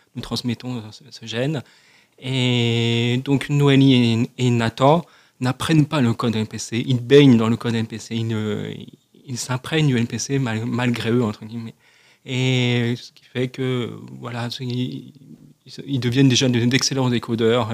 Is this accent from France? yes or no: yes; France; first language French; Donc notre langue maternelle, notre langue naturelle, c'est le français. Donc, euh, ce qui fait que je me sens euh, d'abord français avant d'être sourd